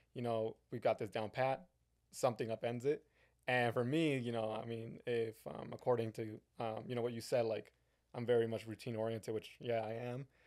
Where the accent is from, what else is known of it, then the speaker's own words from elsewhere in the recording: San Bernardino, California, United States; moved away; I was born in San Bernardino and then I moved away and now I'm back